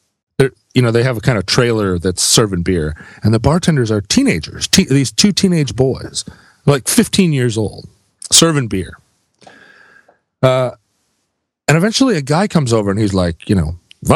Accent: United States; I'm an American

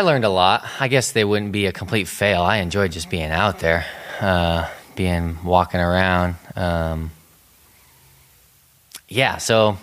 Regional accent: Everett, Washington, United States; now in Ellensburg, United States; I grew up in Everett

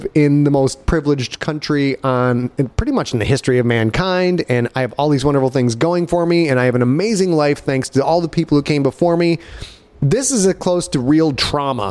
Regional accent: Cheboygan, Michigan, United States; back when I was a kid, growing up in Sheboygan, Michigan

